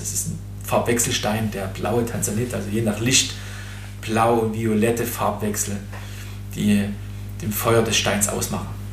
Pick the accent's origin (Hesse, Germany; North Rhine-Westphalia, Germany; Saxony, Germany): Saxony, Germany; Erzgebirge; im Erzgebirge gefunden. Mhm äh, mein Heimatland oder Heimatregion